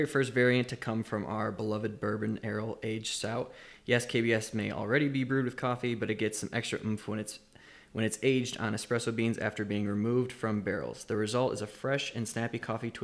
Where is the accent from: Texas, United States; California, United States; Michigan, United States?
Michigan, United States; we're both from Michigan, both went to high school together